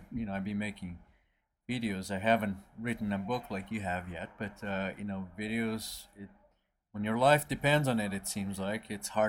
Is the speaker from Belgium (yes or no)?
no; Brazil; moved away; I'm from Brazil